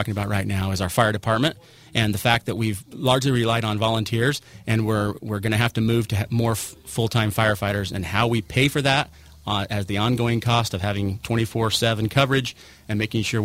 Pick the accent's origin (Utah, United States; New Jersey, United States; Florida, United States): Utah, United States; St. George; I grew up here in St. George. I also moved away to find my fortune and came back